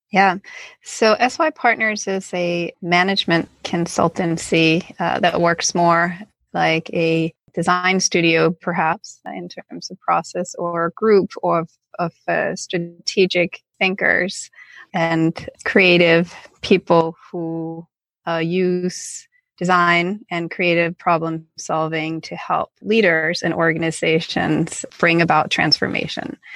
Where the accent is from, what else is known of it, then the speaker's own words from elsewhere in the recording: Copenhagen, Capital Region of Denmark, Denmark; I'm from Copenhagen, Denmark, and I also went to school there.